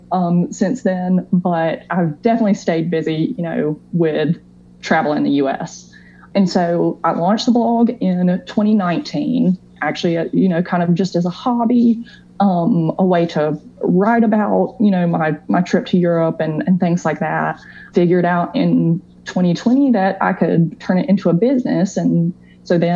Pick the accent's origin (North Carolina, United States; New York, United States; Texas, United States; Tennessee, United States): North Carolina, United States; I was born in North Carolina. You know, I've lived here my whole life.